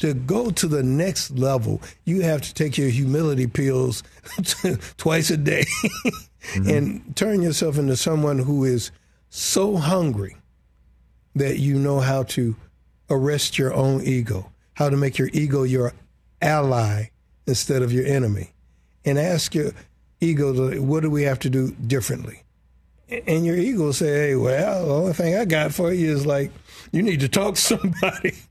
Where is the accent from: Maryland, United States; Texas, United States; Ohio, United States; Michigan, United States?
Michigan, United States; Detroit; I'm this brother from Detroit